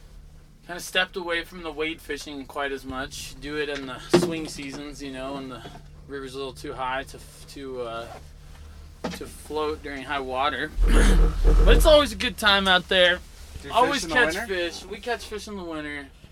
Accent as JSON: {"language": "English", "area": "Roaring Fork Valley", "region": "Colorado", "country": "United States", "said": "I'm a snowboarder from the Valley here."}